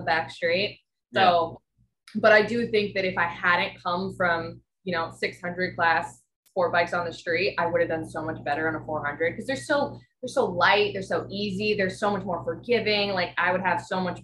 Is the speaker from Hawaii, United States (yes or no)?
yes; Hawaii, United States; moved away as an adult; also born or lived in Oahu, Hawaii / Maui, Hawaii; now in Kalamazoo, United States; I'm from Hawaii. Yeah, I lived on Oahu for 4 years